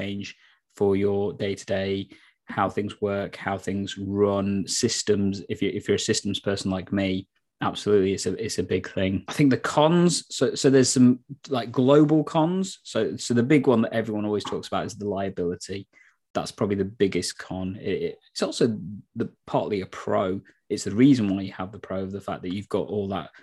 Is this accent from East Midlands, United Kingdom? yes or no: yes; Nottingham, East Midlands, United Kingdom; moved away as an adult; back in my hometown, because that's what made partly one of the reasons why I moved back to Nottingham